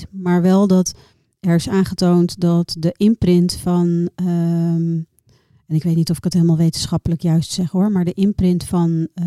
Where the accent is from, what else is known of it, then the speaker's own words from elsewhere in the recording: Noordwijk, South Holland, Netherlands; also born or lived in Rotterdam; Heel lang in Rotterdam gewoond, opgegroeid in Noordwijk.